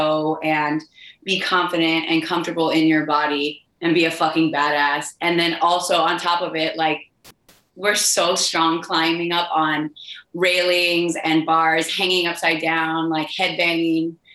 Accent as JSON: {"language": "English", "town": "Miami", "region": "Florida", "country": "United States", "said": "I'm from Miami"}